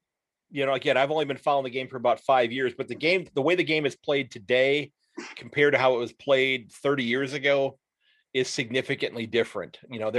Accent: Sandusky, Ohio, United States; from Sandusky, Ohio

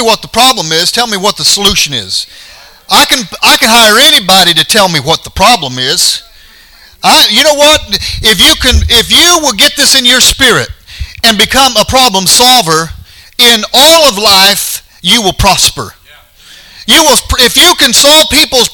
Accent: Colorado, United States; moved away; we're from Colorado

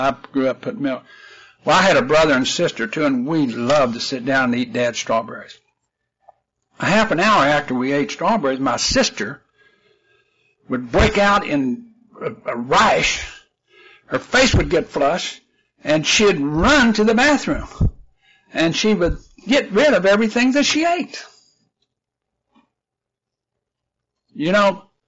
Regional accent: West Virginia, United States; moved away; I'm originally from West Virginia, and where I lived in West Virginia, we had real fertile soil.

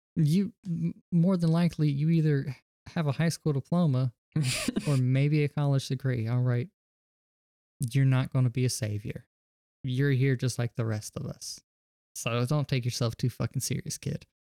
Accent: the South, United States; I was raised in the South around a mid, uh, small, mid sized city

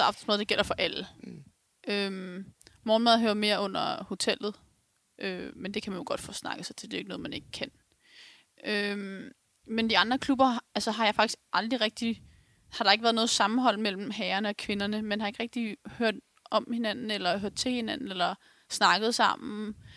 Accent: Ganløse, Capital Region of Denmark, Denmark; Jeg kommer fra Galløse selv

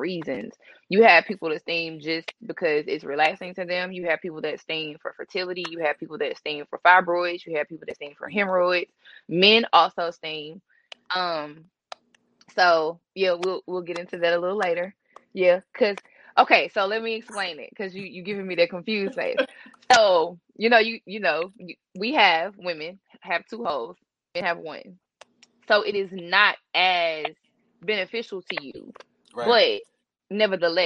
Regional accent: Jackson, United States; I'm from Jackson. I went to Murrow. I also attended the University of Tennessee

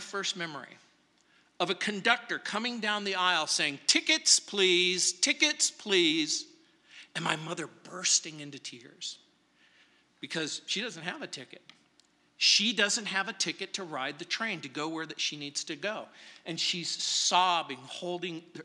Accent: New Orleans, Louisiana, United States; now in Denver, United States; I was born in New Orleans, Louisiana, March 24th, 1956

